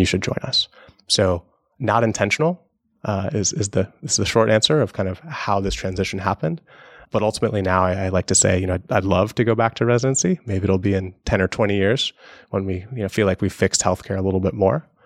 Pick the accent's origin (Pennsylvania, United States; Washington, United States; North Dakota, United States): Washington, United States; Seattle; Growing up in Seattle under Microsoft